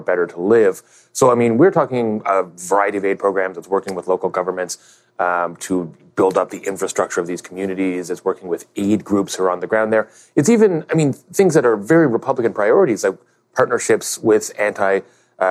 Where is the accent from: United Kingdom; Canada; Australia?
Canada; as a Canadian